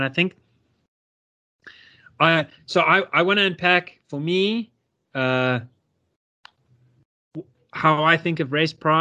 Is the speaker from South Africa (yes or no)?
yes; South Africa; me feel so proud to be a South African